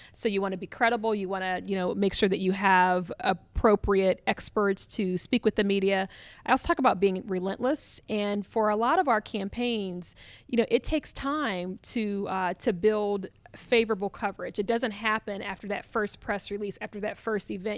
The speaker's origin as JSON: {"language": "English", "town": "Columbus", "region": "Ohio", "country": "United States", "said": "I'm from Columbus, Ohio"}